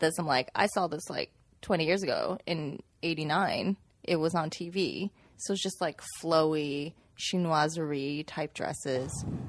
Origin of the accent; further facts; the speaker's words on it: Manhattan, Kansas, United States; also born or lived in Xi'an, China; I came from Xi'an when I was six years old, and we lived in Kansas